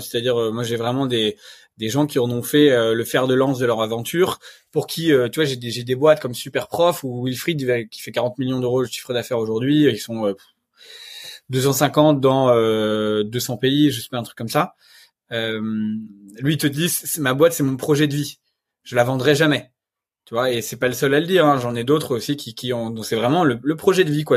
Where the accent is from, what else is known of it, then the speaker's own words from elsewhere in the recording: Normandy, France; je suis normand, je viens d'un village le gaulois